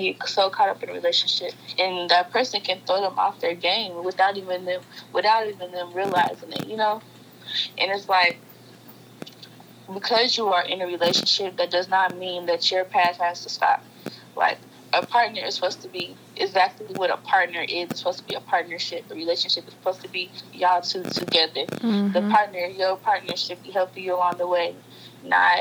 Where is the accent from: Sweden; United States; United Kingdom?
United States; Cincinnati, Ohio; I'm from Cincinnati